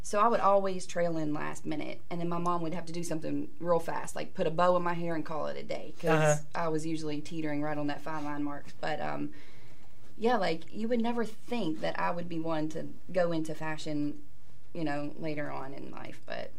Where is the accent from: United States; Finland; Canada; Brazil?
United States; Atlanta, Georgia; also born or lived in Virginia; now in Pittsburgh, United States; I was born in Virginia, raised in Atlanta. Mm-hmm. So, yeah, I'm new. I still consider myself a newbie here. I've been here for almost 20 years, but I still can't, I don't know. Mm. I'm a Southern girl.